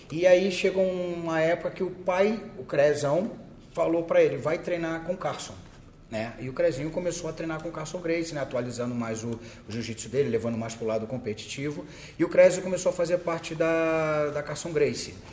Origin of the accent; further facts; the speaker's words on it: Petrópolis, Rio de Janeiro, Brazil; É, eu sou de Petrópolis, né? Muitos sabem disso.